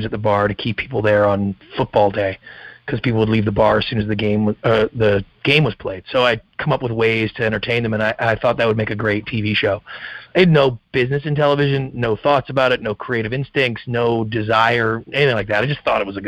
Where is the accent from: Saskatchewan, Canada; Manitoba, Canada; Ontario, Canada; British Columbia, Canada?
British Columbia, Canada; Victoria; moved away; I'm Canadian originally, grew up in a small town on the west coast of Canada, Victoria, British Columbia